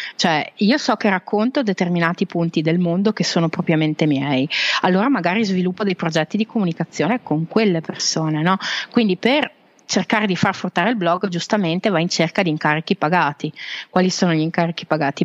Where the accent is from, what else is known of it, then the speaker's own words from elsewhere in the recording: Veneto, Italy; also born or lived in Switzerland; now in Carpi, Italy; io sono veneta okay. di origine, ho vissuto in Svizzera